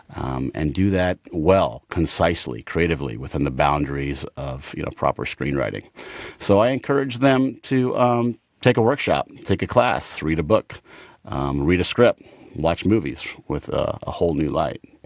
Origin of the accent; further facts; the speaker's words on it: Chamblee, Georgia, United States; moved away as an adult; also born or lived in Boston / Los Angeles; out in, uh, sort of the Shambly Dunwoody area, growing up in Atlanta.